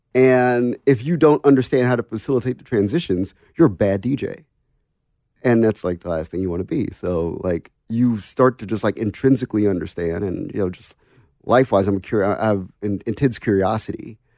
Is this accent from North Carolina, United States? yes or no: no; Washington, District of Columbia, United States; I'm from Washington, D C